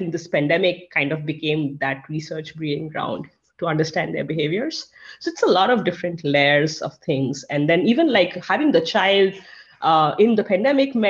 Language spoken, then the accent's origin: English; India; now in United States; I'm from India, my family is in India